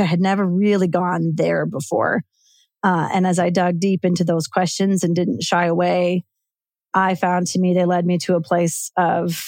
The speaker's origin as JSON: {"language": "English", "area": "suburbs of Chicago", "region": "Illinois", "country": "United States", "tie": "born or raised there", "moved": "as an adult", "lives_now": "Spokane, United States", "said": "I grew up in the Midwest in the suburbs of Chicago."}